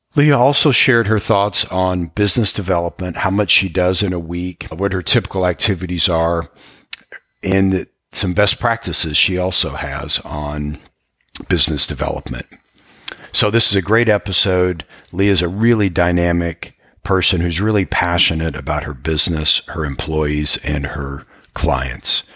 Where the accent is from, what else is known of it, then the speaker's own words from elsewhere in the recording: Iowa, United States; I'm from Iowa originally